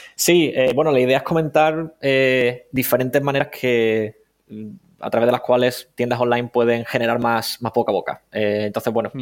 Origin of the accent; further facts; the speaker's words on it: Cádiz, Andalusia, Spain; moved away; soy de Cádiz